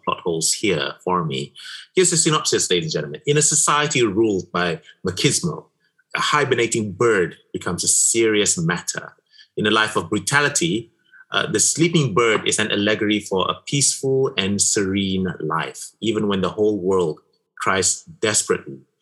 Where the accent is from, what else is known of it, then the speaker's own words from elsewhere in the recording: Malaysia; me being a Malaysian